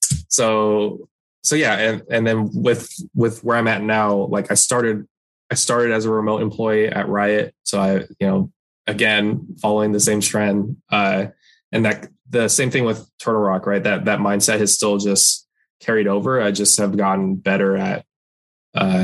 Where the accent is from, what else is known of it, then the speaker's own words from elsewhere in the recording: Torrance, California, United States; also born or lived in San Francisco Bay Area; I'm from Torrance, like South Bay, near Los Angeles, but I went up there for school